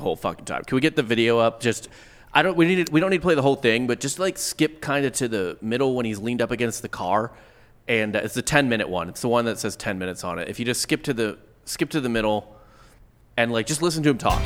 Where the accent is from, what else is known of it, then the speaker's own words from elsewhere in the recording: St. Louis, Missouri, United States; I grew up in St. Louis